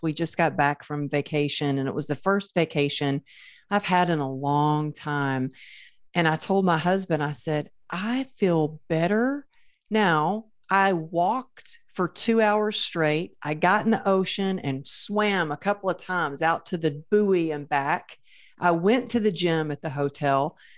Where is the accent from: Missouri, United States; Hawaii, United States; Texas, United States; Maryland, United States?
Texas, United States; I was raised in Texas